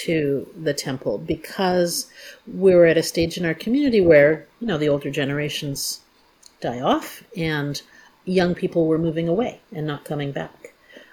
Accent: Toronto, Ontario, Canada; also born or lived in Kitchener-Waterloo; now in Hamilton, Canada; I moved here in 1998. I grew up in Toronto, but I was in Kitchener-Waterloo for about 12 years, and then I've been here ever since.

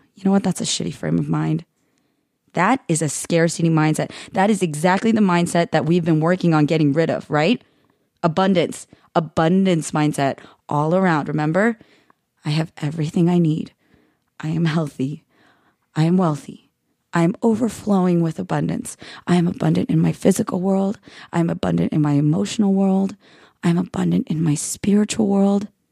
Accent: United States; America, you're not even that much better. The land that I love, the soil my yellow roots are planted in, the place that can't decide whether my parents belong in it or not

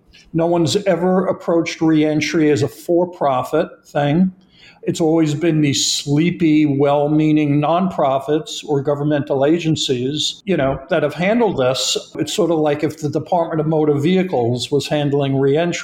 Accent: New York, United States; I'm from New York

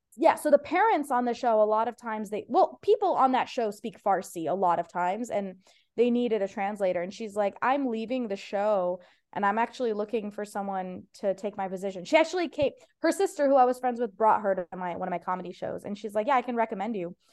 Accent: Ohio, United States; first language Persian; English is a second language; now in Los Angeles, United States; It was actually my first language, like, even though I was born in Ohio

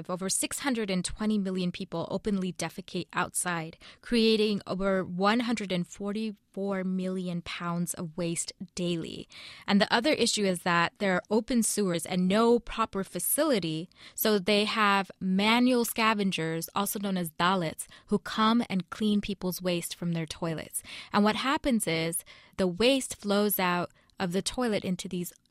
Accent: India; As an Indian, uh, this is an issue that really does pain all of us.

